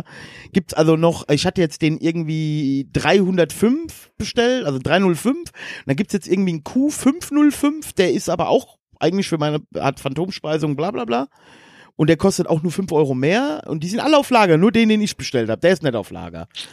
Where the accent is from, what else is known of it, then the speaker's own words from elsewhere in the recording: Westerwald, Germany; bei uns im Westerwald